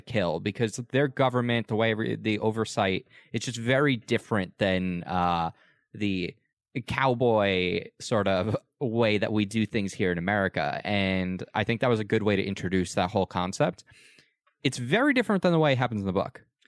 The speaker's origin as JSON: {"language": "English", "country": "United States", "said": "as an American"}